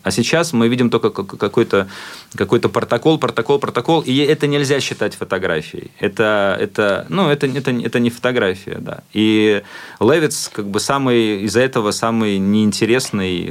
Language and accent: Russian; Latvia; латыш, который находится в Японии